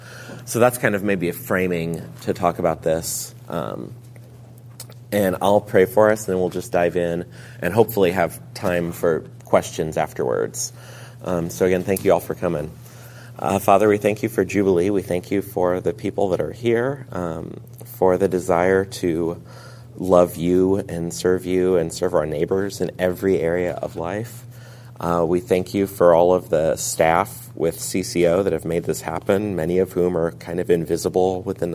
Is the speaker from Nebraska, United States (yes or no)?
yes; Lincoln, Nebraska, United States; I'm from Lincoln, Nebraska.